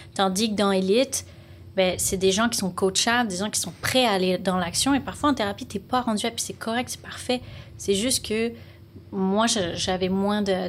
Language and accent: French; Lyon, Auvergne-Rhône-Alpes, France; moved away as an adult; now in Montreal, Canada; Je viens de Lyon, en France. Donc, euh, j'ai grandi, je suis née là-bas, j'ai grandi là-bas. Puis, à 25 ans, ben, je suis partie au Québec, à Montréal.